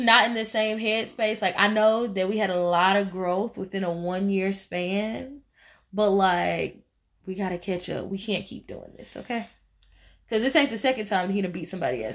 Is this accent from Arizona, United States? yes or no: no; Tennessee, United States; I'm from Tennessee